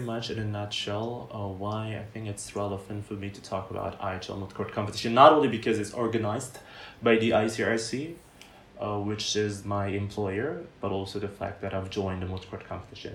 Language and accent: English; Bandung, West Java, Indonesia; I'm originally from Bandung